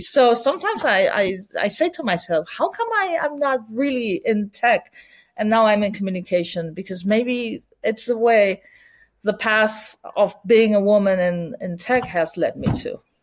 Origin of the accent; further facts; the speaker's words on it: Barcelona, Catalonia, Spain; English is a second language; I'm born and raised in Barcelona